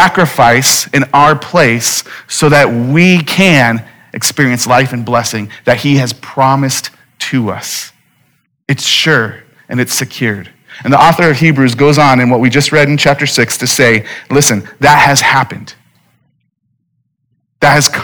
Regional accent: Phoenix, Arizona, United States; I'm born and raised in Phoenix

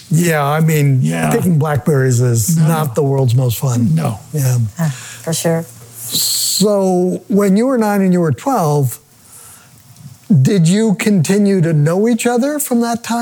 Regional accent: Hood River, Oregon, United States; Right in Hood River. In the town. My yeah. parents owned a small motel.

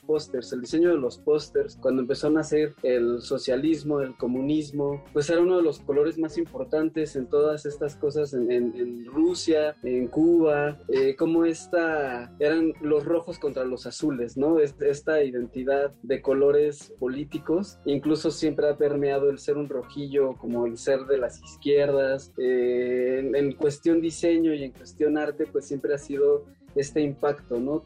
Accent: Mexico; also born or lived in Cuernavaca

